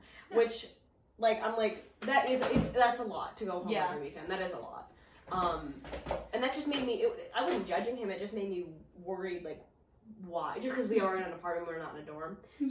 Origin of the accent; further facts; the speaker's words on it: Greenville, United States; my hometown, Greenville, because my apartment's up here